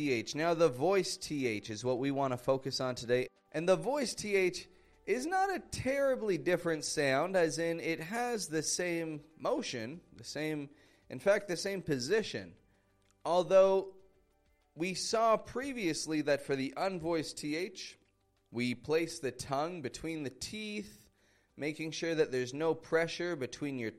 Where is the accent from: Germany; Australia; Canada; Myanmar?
Canada; Toronto, Ontario; now in Mexico; I'm from Toronto, Canada